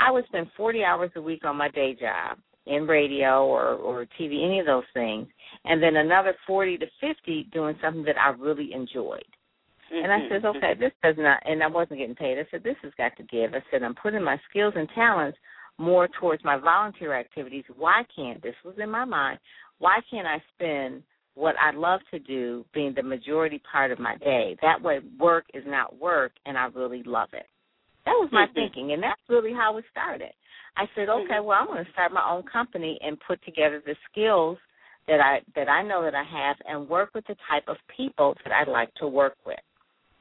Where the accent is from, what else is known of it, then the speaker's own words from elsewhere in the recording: Detroit, Michigan, United States; I'm from Detroit, went to Detroit Public Schools and, you know, went to Cass Tech, went to Wayne State